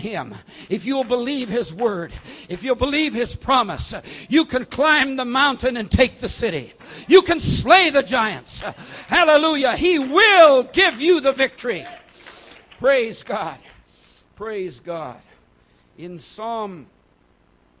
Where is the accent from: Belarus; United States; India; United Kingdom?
India; South India; I was born and raised in South India, approximately 2,000 meters high